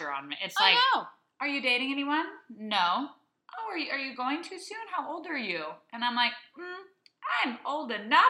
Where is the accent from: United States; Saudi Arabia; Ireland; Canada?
Saudi Arabia; many of my friends that I grew up with in Saudi Arabia and that who were overseas with us